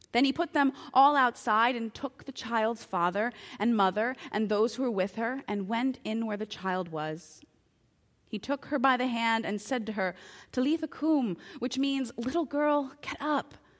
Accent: United States

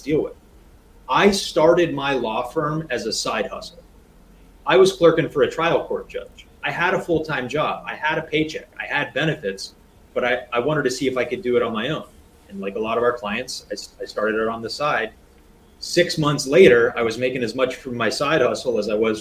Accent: Rust Belt city 100 miles from Buffalo, Cleveland and Pittsburgh, Pennsylvania, United States; I was born and raised here, and my parents owned a business here

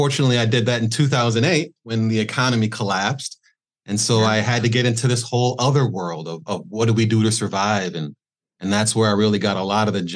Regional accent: Milwaukee, Wisconsin, United States; now in Florida, United States; Originally from Milwaukee, Wisconsin. That's where I was born and bred

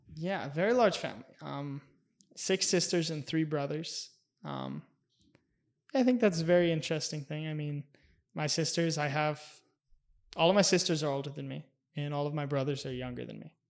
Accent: Minnesota, United States; moved away as an adult; also born or lived in Grand Forks, North Dakota; I'm from Minnesota, a small town in Minnesota with only three thousand people

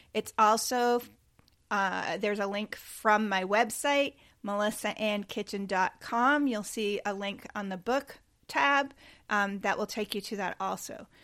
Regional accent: Cape Cod, Massachusetts, United States; we grew up on Cape Cod

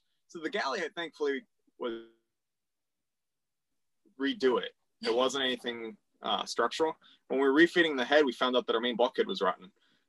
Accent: Puerto Rico; moved away; also born or lived in Baltimore, Maryland; so I'm originally from Puerto Rico.

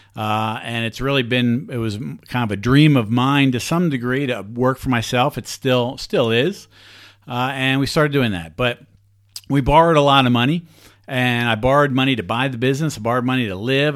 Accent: Southeast Pennsylvania, United States; I grew up in Southeast Pennsylvania.

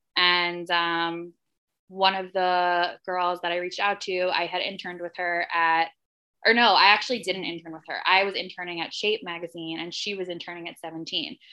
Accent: Livingston, New Jersey, United States; I grew up in Livingston, New Jersey

